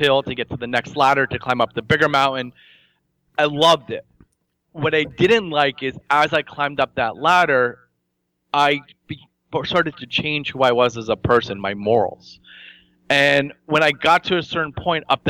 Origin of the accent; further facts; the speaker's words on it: New Jersey, United States; growing up in New Jersey